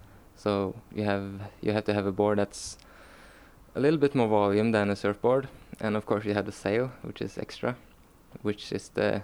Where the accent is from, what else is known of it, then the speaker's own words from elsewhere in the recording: Karmøy, Rogaland, Norway; now in Stavanger, Norway; I'm from a small island in Norway called Karmøy.